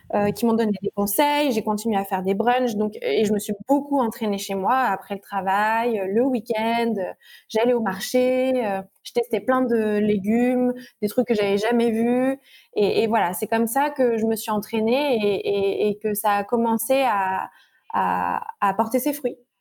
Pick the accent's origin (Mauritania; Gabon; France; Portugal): France; Normandy; je suis née en Normandie